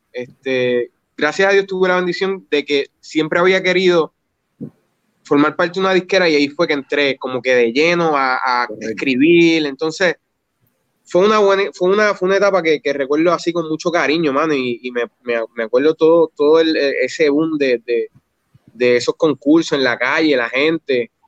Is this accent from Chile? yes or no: no; Yabucoa, Puerto Rico; also born or lived in Humacao; yo me crié en Yabucoa